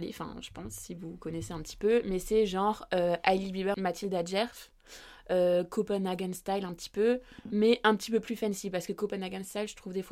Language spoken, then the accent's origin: French; Strasbourg, Grand Est, France; de base on vient de Strasbourg.